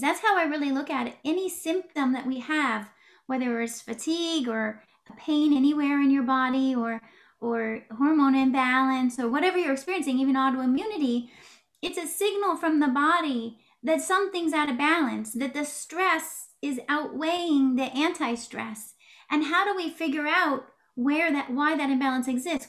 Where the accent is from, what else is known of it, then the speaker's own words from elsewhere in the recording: West Coast of the United States, United States; moved away as an adult; also born or lived in Oregon / Washington / California / New York tri-state area; I grew up on the West Coast of the United States, Oregon, Washington, California.